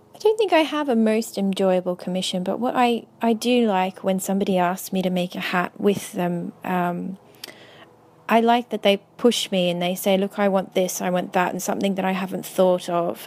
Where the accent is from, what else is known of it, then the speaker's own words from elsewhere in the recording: Melbourne, Victoria, Australia; moved away as an adult; also born or lived in Cairns, Australia; now in London, United Kingdom; I was born in Melbourne and I moved up to Cairns